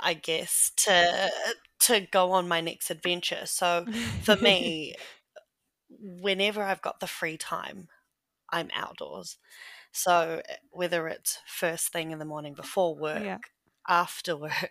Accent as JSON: {"language": "English", "town": "Rotorua", "region": "Bay of Plenty", "country": "New Zealand", "tie": "born or raised there", "moved": "yes", "lives_now": "Hamilton, New Zealand", "said": "I currently live in Kirikiriroa in the North Island, and I grew up in Rotorua"}